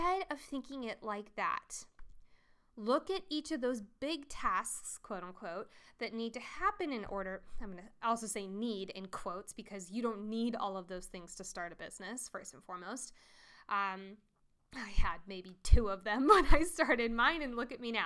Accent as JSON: {"language": "English", "region": "Colorado", "country": "United States", "said": "I'm from Colorado"}